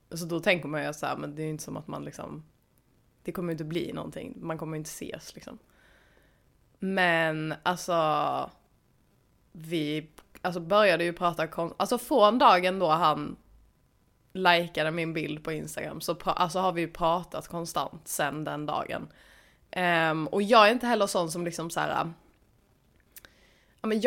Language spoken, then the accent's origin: Swedish; Stockholm, Stockholm County, Sweden; moved away; jag är från Stockholm.